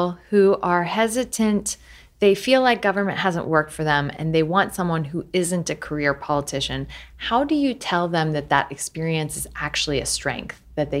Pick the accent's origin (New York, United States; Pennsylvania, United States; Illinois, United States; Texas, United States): Illinois, United States; Galesburg; growing up in Galesburg, Illinois, I remember when my dad said, nobody's ever going to order pizza on, you know, the internet